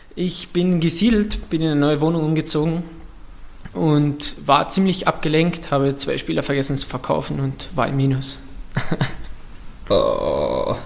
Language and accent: German; Austria; ich komme aus Österreich